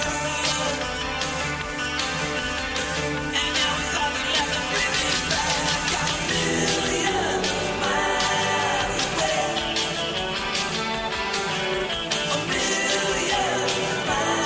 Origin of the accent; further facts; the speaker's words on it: United Kingdom; I am British